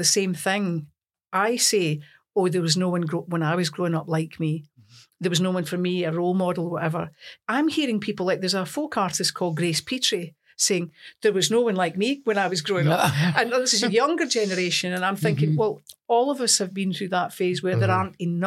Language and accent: English; Lanark, Scotland, United Kingdom; accent: broad Scots; also born or lived in Newport-on-Tay; I was born in Newport and Tay. I was brought up in a town called Lanark.